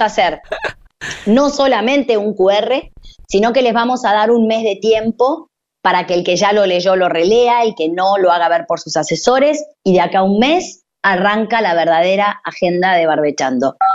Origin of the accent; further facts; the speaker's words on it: Argentina; somos los argentinos